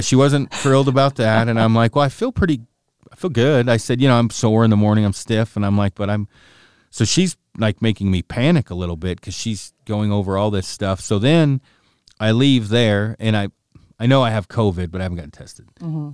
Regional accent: Oregon, United States; moved away as an adult; also born or lived in Silverdale, Washington / Port Townsend, Washington; I'm from Oregon originally

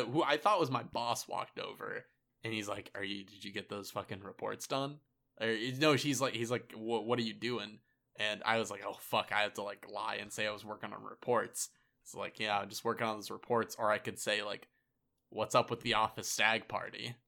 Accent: Pennsylvania, United States; I went from Pennsylvania, my hometown

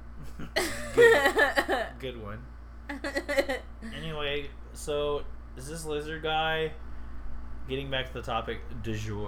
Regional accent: Central Ohio, United States; I come from Central Ohio. You come from Southern Ohio. So there's going to be words that you say differently than me.

